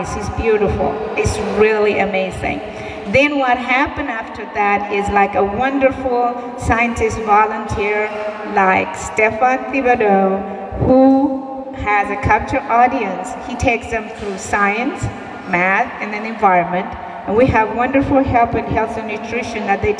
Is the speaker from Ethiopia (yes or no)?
yes; Ethiopia; also born or lived in Martindale-Brightwood, Indianapolis; now in Indianapolis, United States; I came from Ethiopia